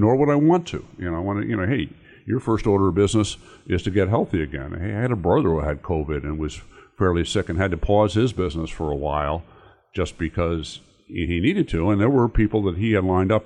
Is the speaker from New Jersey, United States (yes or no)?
yes; New Jersey, United States; moved away as an adult; now in Indiana, United States; I'm originally from New Jersey, and I came out here to go to Notre Dame.